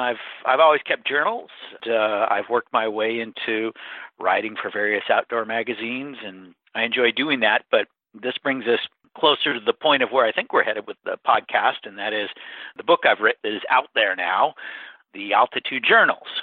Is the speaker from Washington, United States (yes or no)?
yes; Bellingham, Washington, United States; also born or lived in Encino, California / Seattle area, Washington; my hometown of Bellingham